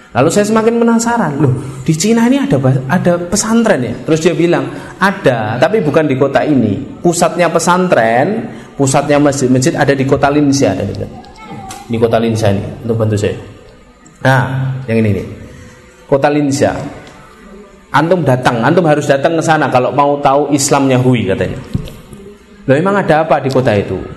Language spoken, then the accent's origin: Indonesian; Indonesia; Kalian dari mana? Indonesia. Muslim.